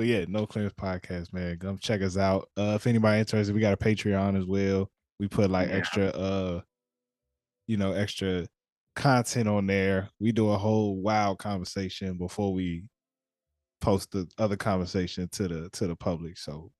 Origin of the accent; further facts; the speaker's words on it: Temple Hills, Maryland, United States; also born or lived in District Heights, Maryland; Yeah, I grew up in Temple Hills, right near Iverson Mall.